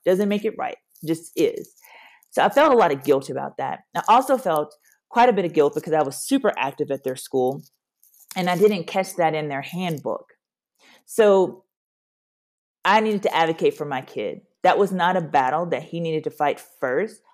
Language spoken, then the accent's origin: English; Louisiana, United States; moved away as an adult; now in Nashville, United States; I'm from Louisiana, born and raised